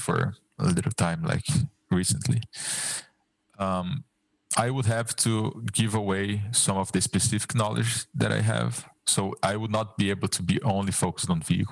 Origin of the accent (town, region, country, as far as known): Brazil; English is a second language